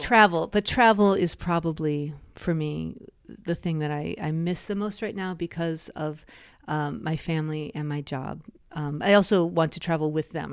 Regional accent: United States; being an American

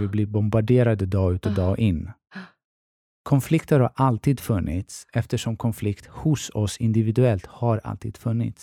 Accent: Stockholm, Stockholm County, Sweden; Jag är från Tensta-Rinkeby

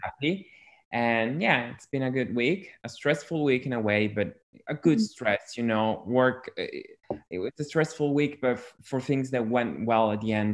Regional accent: Italy; I'm from Europe, I'm from Italy

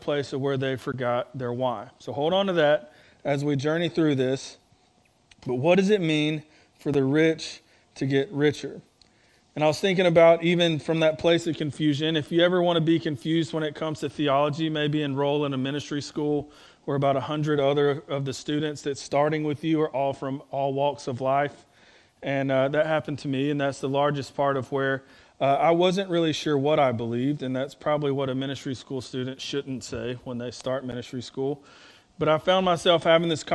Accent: North Alabama, United States; I'm from North Alabama

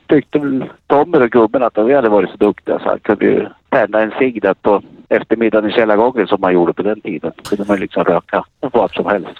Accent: Katrineholm, Södermanland, Sweden; jag är från Katrineholm

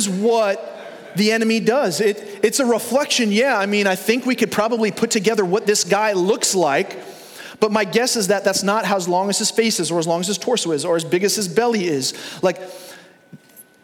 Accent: Long Island, New York, United States; I grew up in New York. I grew up in Long Island.

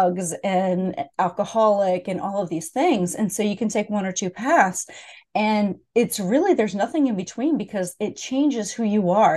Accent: Pennsylvania, United States; moved away; I grew up in Pennsylvania as well

